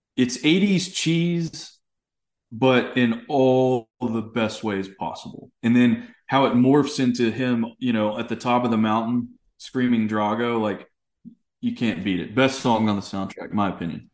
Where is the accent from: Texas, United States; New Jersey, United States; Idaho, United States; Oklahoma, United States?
Texas, United States; East; growing up in Texas